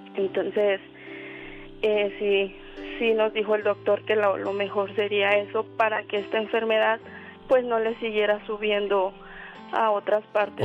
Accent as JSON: {"language": "Spanish", "region": "Morelos", "country": "Mexico", "moved": "as an adult", "lives_now": "Mexicali, Mexico", "said": "Somos del estado de Morelos"}